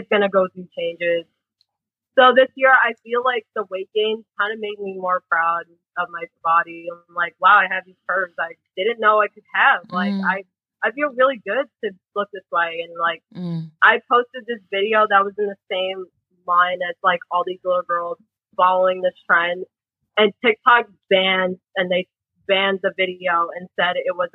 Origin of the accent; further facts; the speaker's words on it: United States; I was born and raised in the U.S., so I didn't get this whole, like, Filipino pride thing